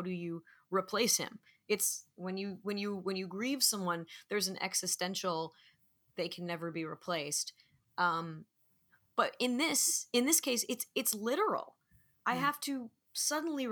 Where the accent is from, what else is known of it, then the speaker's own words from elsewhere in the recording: Manhattan Beach, California, United States; my hometown of Manhattan Beach